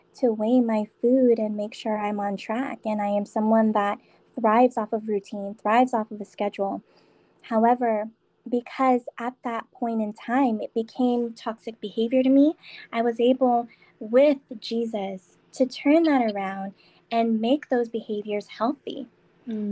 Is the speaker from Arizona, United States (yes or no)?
no; San Diego, California, United States; moved away as an adult; now in Las Vegas, United States; I am from San Diego. Um, I moved to Vegas last year